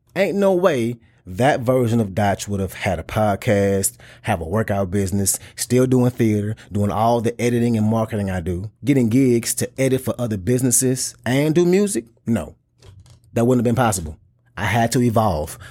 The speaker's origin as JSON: {"language": "English", "region": "the South", "country": "United States", "said": "I'm from the South and I grew up around big cars"}